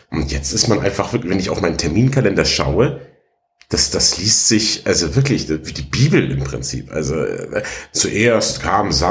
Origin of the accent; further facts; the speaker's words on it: Ottobeuren, Bavaria, Germany; Ich komme ja aus, aus Ottobeuren eigentlich im Allgäu. Ich bin ja im Allgäu aufgewachsen und groß geworden und dann erst in die große, weite Welt nach Augsburg gezogen